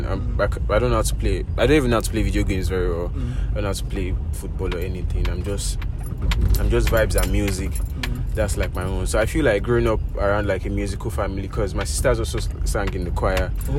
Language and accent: English; Lagos, Nigeria; I grew up in Isolo, Lagos. I spent most of my childhood